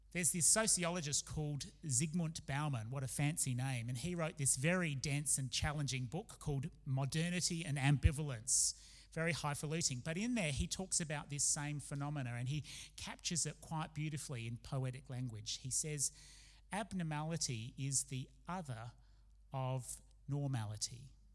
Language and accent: English; Adelaide, South Australia, Australia; also born or lived in Oxford, United Kingdom; when we moved from Australia to live in Oxford in the UK for a time